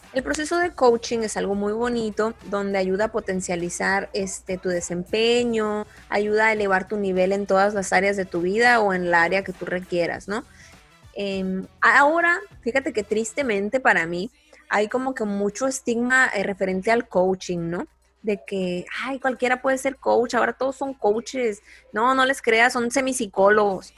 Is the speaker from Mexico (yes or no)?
yes; Mexico; soy mujer, soy mexicana